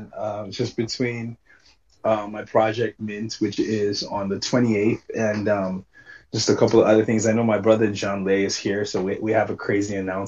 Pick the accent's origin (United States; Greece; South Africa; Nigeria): Nigeria; Lagos; I grew up in Lagos, Nigeria.